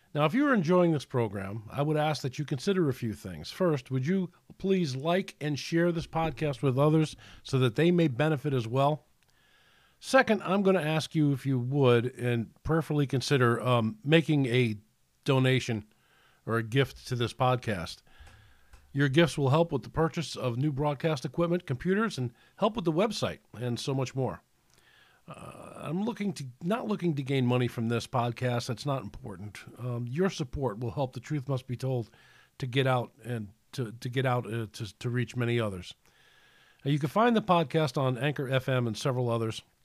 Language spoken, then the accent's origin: English; New York City, New York, United States; we grew up in New York City